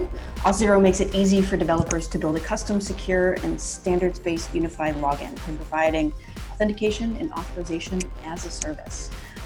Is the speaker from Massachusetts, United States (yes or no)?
yes; Boston, Massachusetts, United States; I'm originally from Boston, as I told you before we started the show, but a lot of people don't hear it until I get really mad or really tired